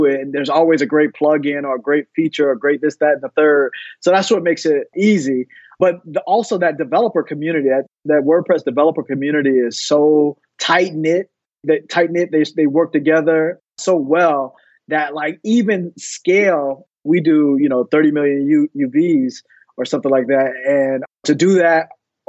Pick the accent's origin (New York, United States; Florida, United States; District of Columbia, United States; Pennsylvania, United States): Florida, United States; Fort Lauderdale; also born or lived in Tallahassee, Florida; I was born and raised in Fort Lauderdale, Florida